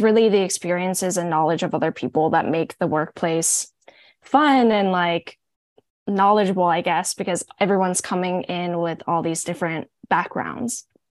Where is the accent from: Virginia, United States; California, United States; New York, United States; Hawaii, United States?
Hawaii, United States; now in Oregon, United States; I'm from Hawaii